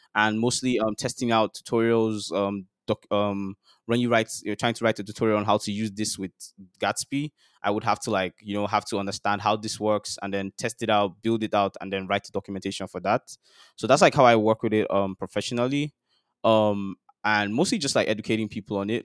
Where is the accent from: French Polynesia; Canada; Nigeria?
Nigeria; life as a Nigerian boy growing up in Nigeria